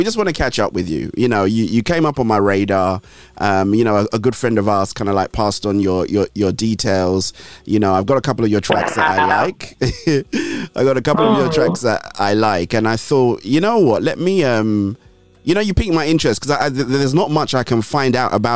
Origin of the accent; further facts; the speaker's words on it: Lagos, Nigeria; also born or lived in Ondo State / northern Nigeria; I grew up in Lagos